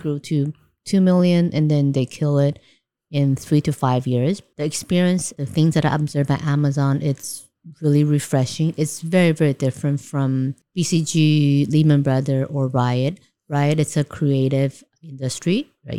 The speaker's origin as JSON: {"language": "English", "country": "Taiwan", "tie": "born or raised there", "also_born_or_lived": "New York", "moved": "as an adult", "said": "I grew up in Taiwan, and I studied in C C U, majoring in economics"}